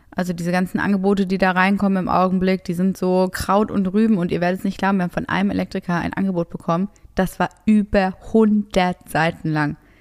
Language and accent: German; Essen, North Rhine-Westphalia, Germany; moved away; meine Heimat. Ich komme ja aus Essen